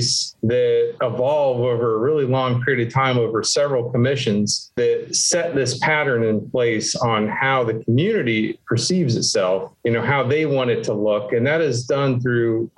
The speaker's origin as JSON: {"language": "English", "town": "Miami", "region": "Florida", "country": "United States", "tie": "born or raised there", "also_born_or_lived": "Texas", "moved": "yes", "said": "I am from Florida. I was born in Miami and grew up here"}